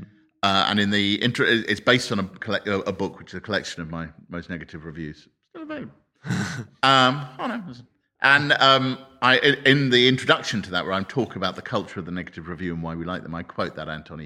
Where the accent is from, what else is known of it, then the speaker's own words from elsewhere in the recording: Harrow, London, United Kingdom; I grew up in Harrow in Northwest London